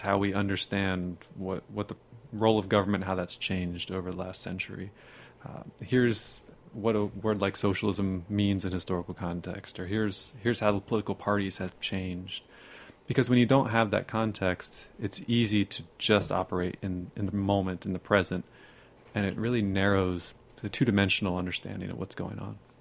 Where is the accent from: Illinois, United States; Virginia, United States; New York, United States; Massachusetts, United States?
Virginia, United States; Northern; now in Texas, United States; I grew up near the Smithsonian